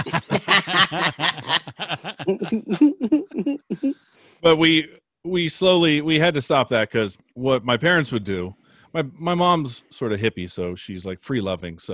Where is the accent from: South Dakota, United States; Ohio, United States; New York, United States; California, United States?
California, United States; Bay Area; we grew up in the Bay Area